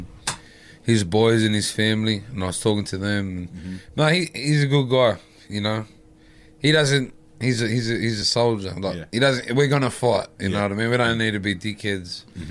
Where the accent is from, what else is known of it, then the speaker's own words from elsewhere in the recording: Sydney, New South Wales, Australia; We're fucking from here